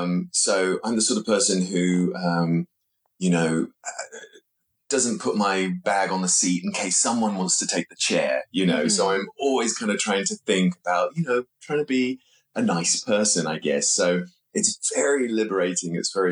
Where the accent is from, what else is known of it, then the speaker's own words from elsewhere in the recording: London, United Kingdom; born there; I was born in London, but I didn't live here, I sort of had the experience of both, you know, feeling like a born Londoner